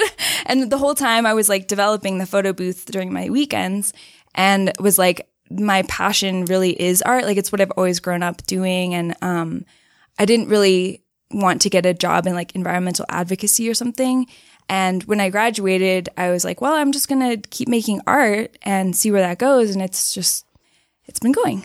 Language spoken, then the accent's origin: English; Austin, Texas, United States; I grew up in Austin, Texas, which is kinda like the hippie city of Texas